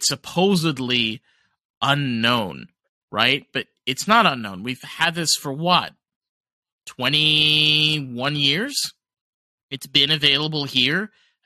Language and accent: English; New York City, New York, United States; I'm Jewish, man. I'm from Brooklyn. You know, I'm from New York. We use Yiddish and English and combine it